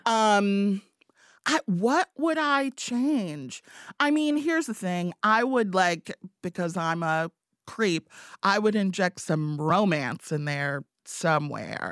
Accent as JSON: {"language": "English", "town": "Evanston", "region": "Illinois", "country": "United States", "tie": "born or raised there", "also_born_or_lived": "Chicago", "moved": "as an adult", "lives_now": "Kalamazoo, United States", "said": "I grew up in Evanston"}